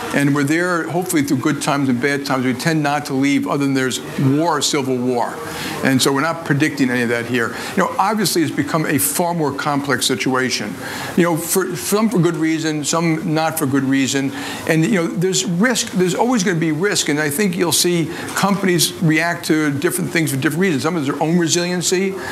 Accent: United States; I'm an American patriot

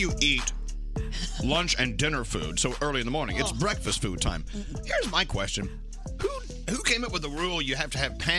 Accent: Dallas, Texas, United States; now in Bridgewater, New Jersey, United States; They started in my hometown, Dallas, back in 1986. And they finally found me in the Northeast. They opened their first Uncle Julio's out in Bridgewater, New Jersey, which is right up the street from my house.

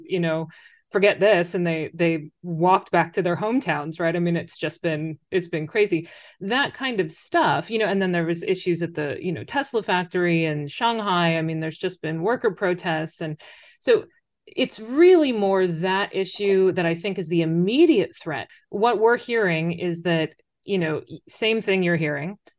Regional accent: United States; moved away as an adult; now in China; you say the U S

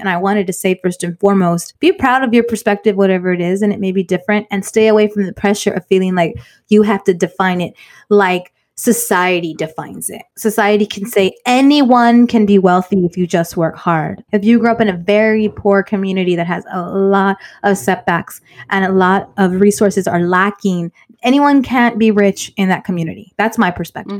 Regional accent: Inglewood, California, United States; also born or lived in South Bay; I loved growing up in Inglewood

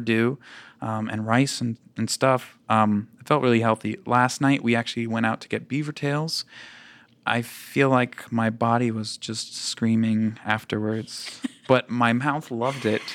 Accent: United States; moved away; also born or lived in Louisiana / Connecticut; I grew up in Louisiana and Connecticut

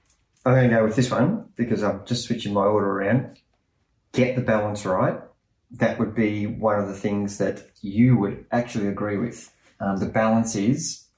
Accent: Australia; And being an Australian podcasting, people quickly forget races come and go

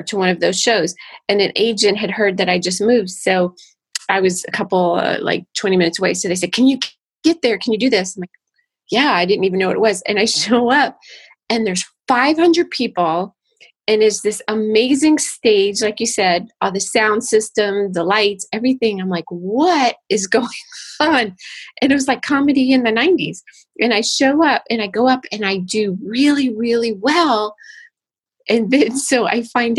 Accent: Florida, United States; moved away as an adult; also born or lived in Los Angeles; we have family here because I grew up in Florida

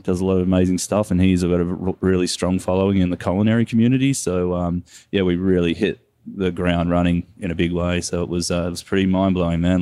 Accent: Kelowna, British Columbia, Canada; we're all people from Kelowna

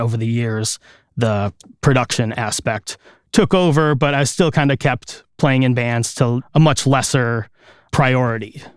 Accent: Chicago area, Illinois, United States; I grew up here in the Chicago area, just a couple miles outside of the city in a nearby suburb. And I've lived here my whole life.

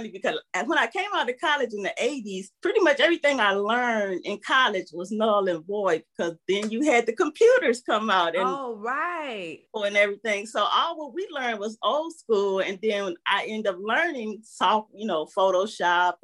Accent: Detroit, Michigan, United States; I'm originally from Detroit

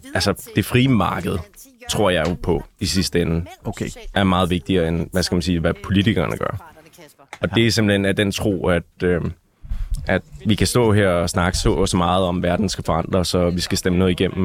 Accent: North Zealand, Capital Region of Denmark, Denmark; also born or lived in Holte; Altså, jeg er jo fra Nordsjælland, originalt, der har boet der det meste af mit liv.

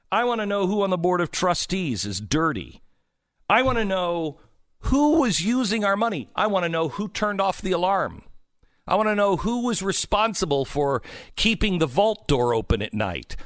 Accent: West Coast, United States; moved away; I grew up on the West Coast.

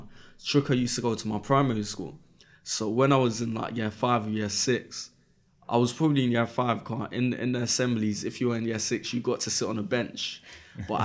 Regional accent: London, United Kingdom; I'm from Brixton, and in Brixton at that time, 14 years ago

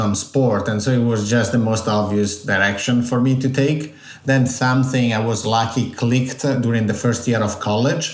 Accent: Italy; accent: Italian; English is a second language; moved away; I'm Italian, as you can guess from my accent. I was born and raised there.

